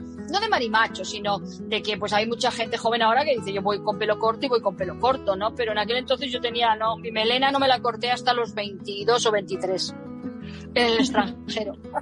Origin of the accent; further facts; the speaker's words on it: Spain; moved away as an adult; also born or lived in England / United States; cuando emigré de España, de esa España en blanco y negro